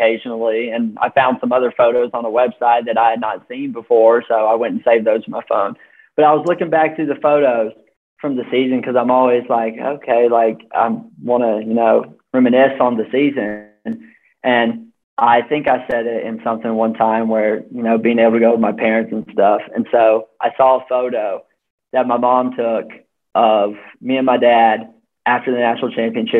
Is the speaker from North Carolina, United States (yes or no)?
yes; North Carolina, United States; moved away; I'm from North Carolina